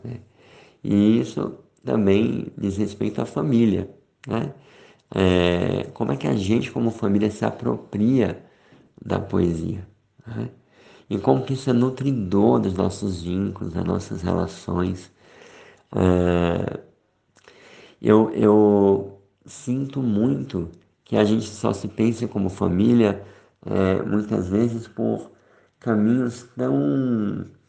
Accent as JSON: {"language": "Portuguese", "country": "Brazil", "moved": "yes", "lives_now": "Switzerland", "said": "nós somos brasileiros"}